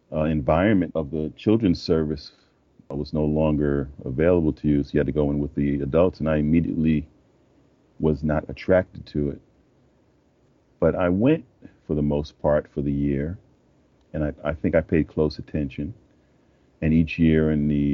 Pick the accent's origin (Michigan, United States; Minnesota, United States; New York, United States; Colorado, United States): New York, United States; I'm a native New Yorker, and I grew up in Harlem in the mid-50s